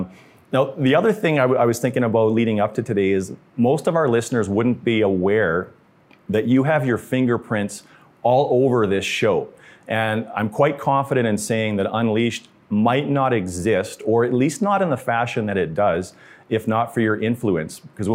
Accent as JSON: {"language": "English", "country": "Canada", "said": "So speaking of being Canadian and how polite we are"}